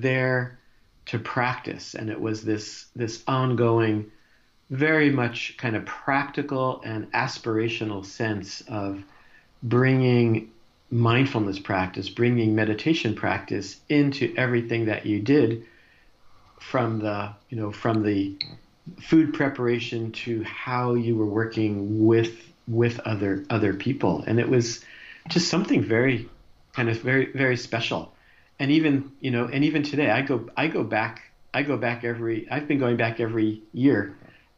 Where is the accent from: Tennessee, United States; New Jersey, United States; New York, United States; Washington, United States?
New Jersey, United States; moved away; I grew up in New Jersey in a kind of a working class family